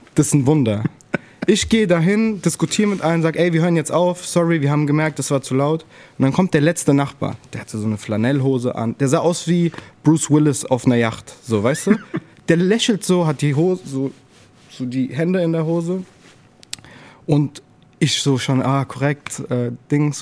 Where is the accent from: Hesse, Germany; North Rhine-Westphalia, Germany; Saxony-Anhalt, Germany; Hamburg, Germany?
Hesse, Germany; Frankfurt; Ich bin halt in, den, in der Nordweststadt aufgewachsen